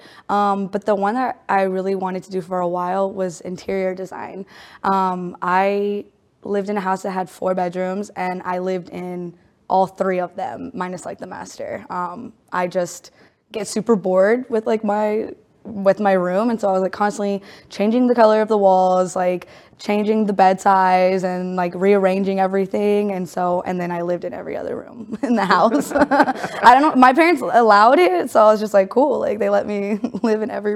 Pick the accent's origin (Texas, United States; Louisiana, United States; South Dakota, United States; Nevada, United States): Texas, United States; Allen; also born or lived in Mexico (mother's origin) / El Paso (father's origin); I grew up in Allen, Texas